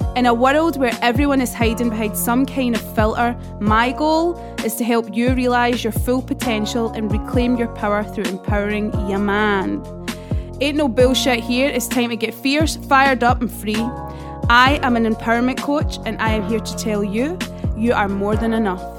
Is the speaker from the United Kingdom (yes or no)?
yes; Scotland, United Kingdom; being Scottish